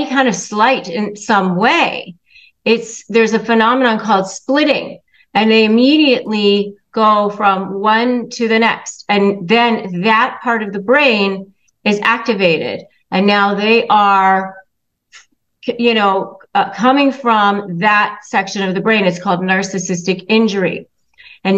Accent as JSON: {"language": "English", "region": "Northern Virginia", "country": "United States", "tie": "born or raised there", "said": "I grew up in Northern Virginia"}